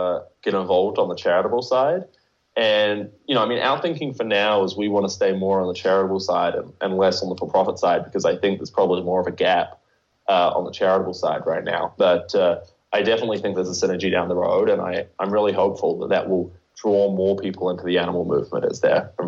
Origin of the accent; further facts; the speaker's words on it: New Zealand; From New Zealand.